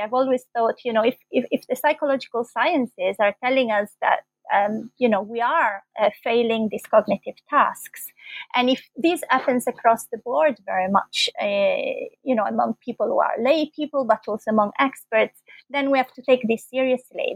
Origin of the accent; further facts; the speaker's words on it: Bologna, Emilia-Romagna, Italy; moved away as an adult; also born or lived in London, United Kingdom; I'm Italian. I was born in Bologna, and that's where I did my first degree in philosophy here in Italy